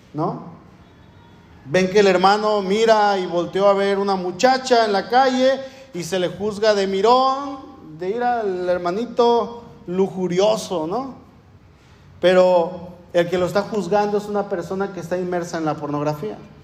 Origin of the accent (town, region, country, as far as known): Mexico